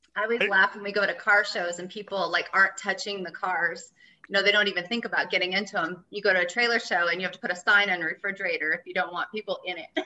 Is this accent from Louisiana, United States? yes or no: no; Oregon, United States; also born or lived in Florida; now in Bend, United States; originally, I'm from Florida, and then I grew up in the Valley in Oregon, so Lama Valley.